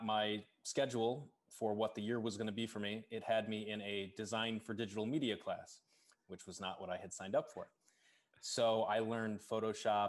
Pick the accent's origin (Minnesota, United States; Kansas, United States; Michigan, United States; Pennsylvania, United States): Michigan, United States; Kalamazoo; moved away as an adult; now in Chicago, United States; my hometown is Kalamazoo, Michigan.